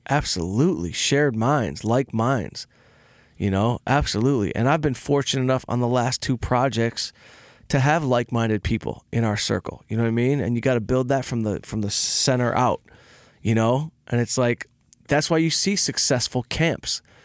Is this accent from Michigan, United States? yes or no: yes; outside Detroit, Michigan, United States; I had a, a band of misfit crew members growing up outside Detroit